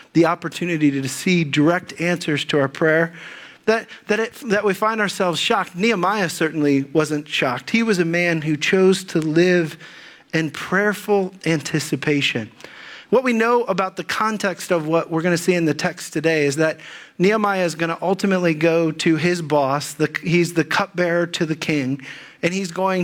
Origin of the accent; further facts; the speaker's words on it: Dayton, Ohio, United States; moved away as an adult; also born or lived in Dallas; I grew up in the Dayton area